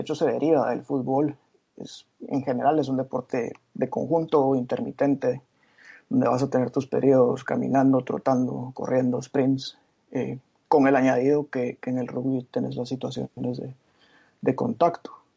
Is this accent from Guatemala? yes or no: yes; Guatemala; moved away as an adult; also born or lived in Glasgow / London; soy guatemalteco